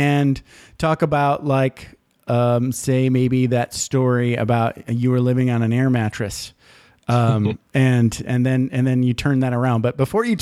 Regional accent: Michigan, United States; moved away as an adult; also born or lived in California; now in Las Vegas, United States; when I was 18 and I was joining the Air Force and I was leaving, Michigan

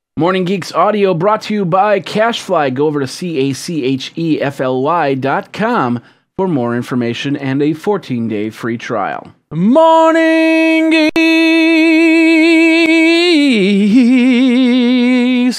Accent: Midwest, United States; I am from the Midwest

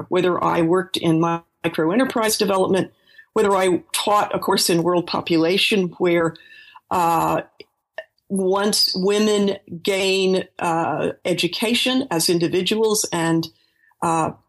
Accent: San Francisco, California, United States; born there; I was born in San Francisco, and when I was a very small child, I heard Spanish a lot because my grandparents had a, a maid who took care of me part time.

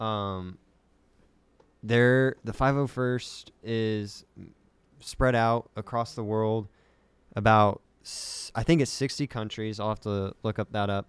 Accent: Kansas, United States; I'm from Kansas

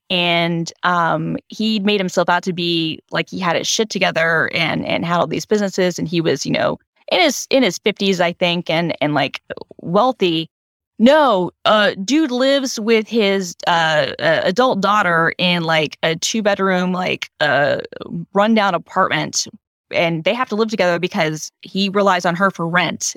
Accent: Georgia, United States; moved away; my home state has become like everything is filmed in Georgia

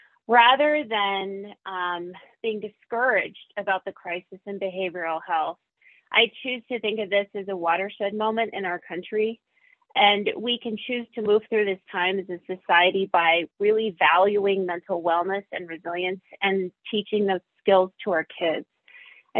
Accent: Montana, United States; In my home state

